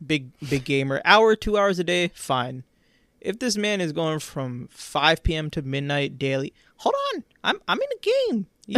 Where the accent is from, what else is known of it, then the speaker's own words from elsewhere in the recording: New York, United States; I grew up in New York.